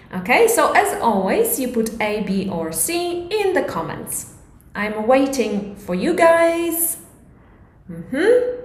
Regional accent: Poland; English is a second language; it is a little bit uh, difficult for Polish people because our grammar is completely different

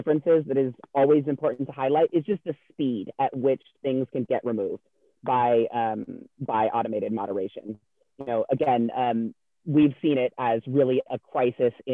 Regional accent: California, United States; moved away; I'm originally from California

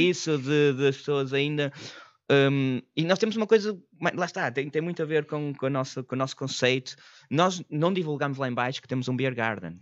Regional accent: Porto, Norte, Portugal; moved away; eu sou do Porto

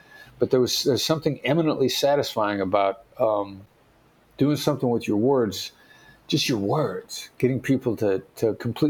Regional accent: Mount Pleasant, Iowa, United States; I know my accent doesn't sound like it, but I'm a small town guy from Iowa. Son of Richard and Joyce …, Mount Pleasant, Iowa. The building I worked in New York City had more people in it than the town I grew up in.

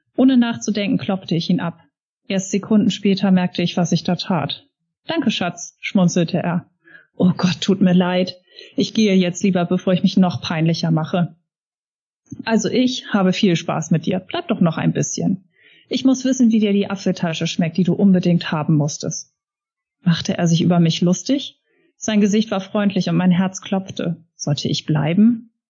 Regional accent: Hamburg, Germany; bei uns in Hamburg

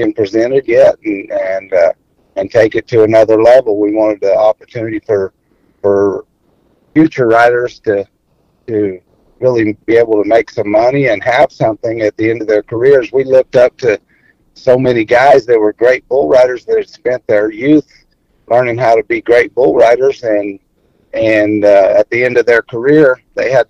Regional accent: New Mexico, United States; also born or lived in Artesia, New Mexico / El Paso, Texas / West Texas; I grew up in New Mexico and West Texas. Actually, went to school all through high school in El Paso, but I was born in Artesia, New Mexico, and we spent most of our time in New Mexico

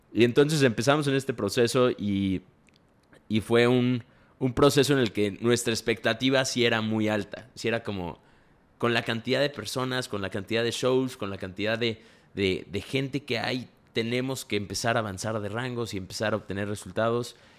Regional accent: Mexico; nosotros somos mexicanos

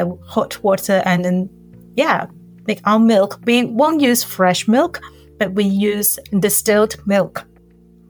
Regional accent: Hong Kong; moved away as an adult; now in Hokkaido, Japan; I'm from Hong Kong

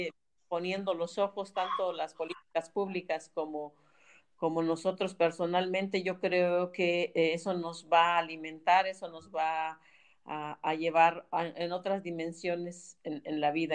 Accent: Oaxaca, Mexico; como mexicanos, oaxaqueños

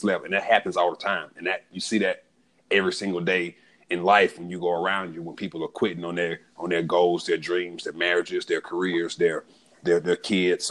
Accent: Atlanta, Georgia, United States; growing up in Southwest Atlanta, we moved around a lot

